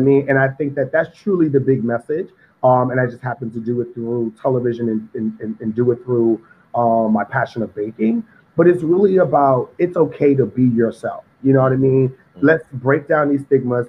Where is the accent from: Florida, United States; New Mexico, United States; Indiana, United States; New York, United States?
New York, United States; New York City; Growing up in Harlem, I'm from Harlem, Sugar Hill, 148th and Convent